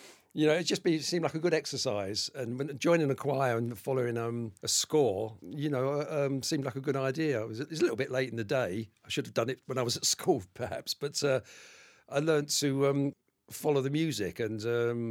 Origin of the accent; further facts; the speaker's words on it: London, United Kingdom; Been involved in reggae music all my life, all through the 60s and 70s, growing up in Tottenham